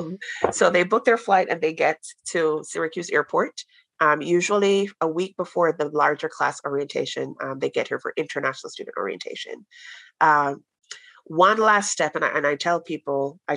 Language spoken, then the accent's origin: English; Jamaica; now in United States; I'm from Jamaica and we have a couple of Jamaican students here. It does not snow where we're from